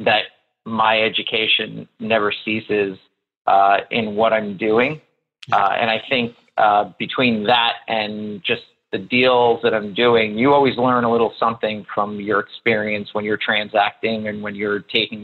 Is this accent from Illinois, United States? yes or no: no; New York, United States; also born or lived in Miami; I'm based in New York. I'm from New York